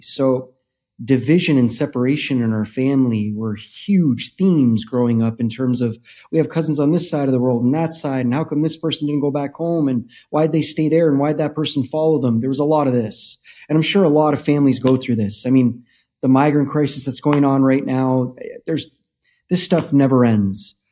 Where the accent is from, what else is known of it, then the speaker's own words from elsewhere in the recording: Canada; we grew up in Canada